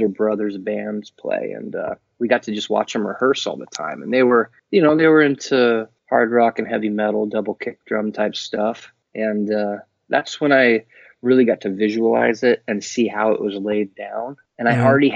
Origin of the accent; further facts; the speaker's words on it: Portland, Oregon, United States; I was born in Portland, and it has been where I've been living forever